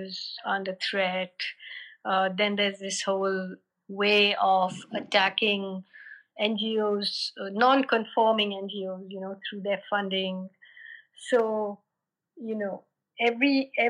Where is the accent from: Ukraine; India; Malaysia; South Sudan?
India; Kerala; moved away as an adult; also born or lived in Delhi; I come from Kerala, which is like the other end of the country